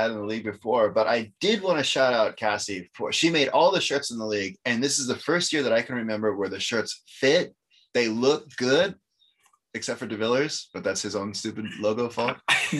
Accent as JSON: {"language": "English", "region": "Hawaii", "country": "United States", "said": "I'm from Hawaii."}